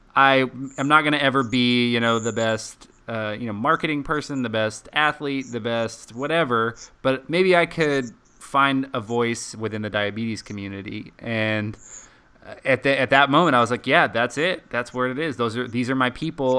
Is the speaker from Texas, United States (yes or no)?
yes; Dallas, Texas, United States; also born or lived in Colorado Springs, Colorado